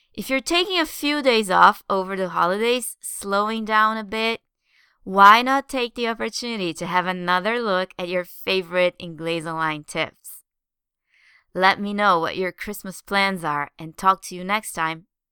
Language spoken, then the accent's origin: English; Brazil; now in London, United Kingdom; my home country